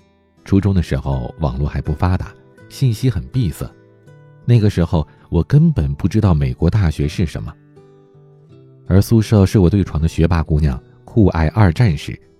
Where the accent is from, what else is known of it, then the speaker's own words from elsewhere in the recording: Beijing, China; 我是一个土生土长的北京孩子，小的时候在家门口一所普通的小学，真的是无忧无虑、天真烂漫，玩了整整六年。